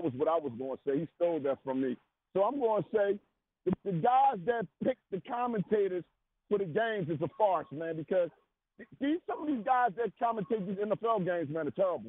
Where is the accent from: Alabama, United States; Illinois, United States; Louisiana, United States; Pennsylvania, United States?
Pennsylvania, United States; Philadelphia; moved away as an adult; now in Dover, United States; it says … from Dover, but I'm from Philadelphia, born and raised. I moved to Dover in 06.